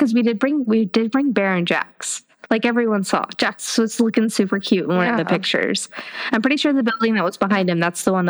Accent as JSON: {"language": "English", "town": "Miami", "region": "Florida", "country": "United States", "moved": "yes", "lives_now": "Atlanta, United States", "said": "I work in Northwest Georgia, and like Holly and I have said, we're from Miami. I live in Metro Atlanta"}